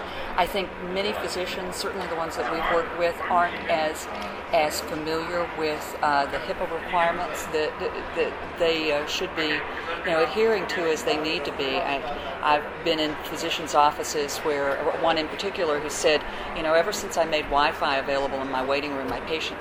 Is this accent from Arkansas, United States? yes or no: no; Tampa, Florida, United States; my hometown of Tampa